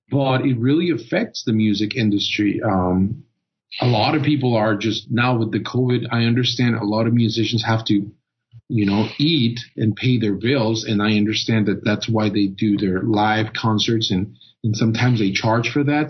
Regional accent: Costa Rica; moved away; I was born and raised in Costa Rica and growing up and being in high school

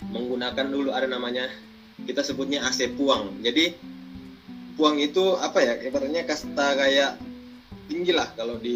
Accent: Toraja, South Sulawesi, Indonesia; kebetulan saya di Toraja oh ya, saya besar di Toraja sekalipun bukan orang Toraja tapi saya besar di Toraja

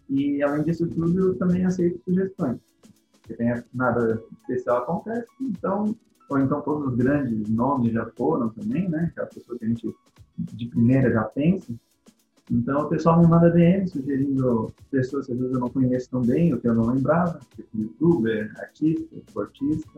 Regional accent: Laguna, Santa Catarina, Brazil; eu sou de Laguna, Santa Catarina

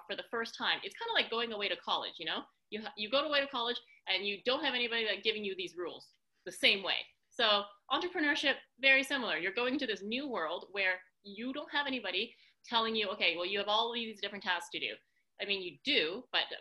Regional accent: Canada; also born or lived in San Francisco; now in Montreal, Canada; I live in Montreal, Canada, which is where I am today

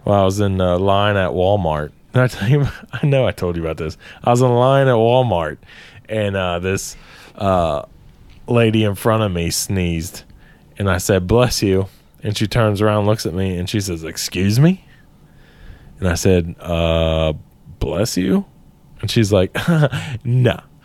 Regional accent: Ireland; as Irish men

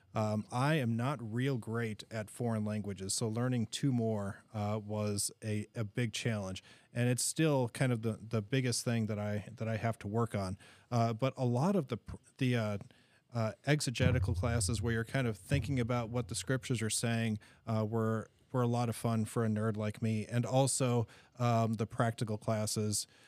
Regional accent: Green Bay, Wisconsin, United States; moved away; we're originally from Green Bay, Wisconsin

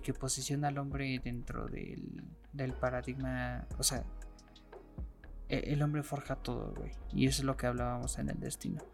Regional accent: Mexico; aquí en México

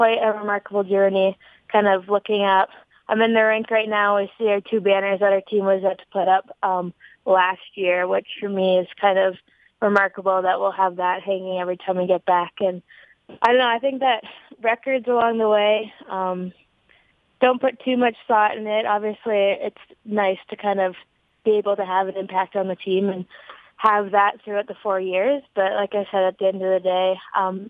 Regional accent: Barrie, Ontario, Canada; moved away as an adult; I'm from Barrie, Ontario, which is an hour north of Toronto. It's a city that keeps growing each year. That's where I've grown up my whole life.

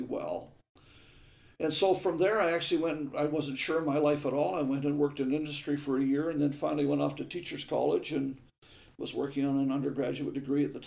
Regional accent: Lanark, Ontario, Canada; also born or lived in Perth, Ontario; I was born in Perth, Ontario, and raised in Lanark, Ontario, a little village.

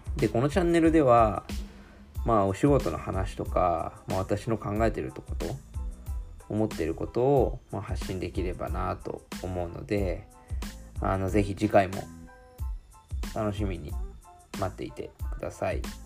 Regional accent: Shizuoka, Japan; 私は静岡生まれ静岡育ち

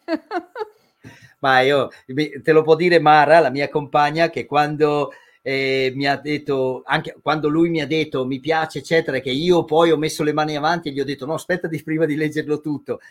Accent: near Madonna di Campiglio, Trentino-Alto Adige, Italy; delle nostre parti, che sono vicino a Madonna di Campiglio

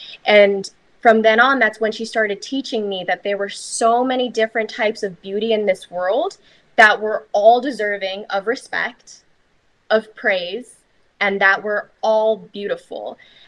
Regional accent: Philippines; And especially being half Filipino in the Philippines, it was seen as being more beautiful to be more fair skinned. So when I was raised by my Filipino mother

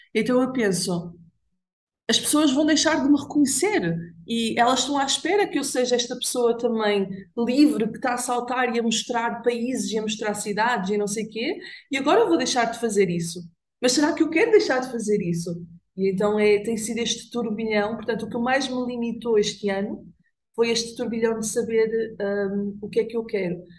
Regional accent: Braga, Norte, Portugal; Eu nasci e cresci em Braga

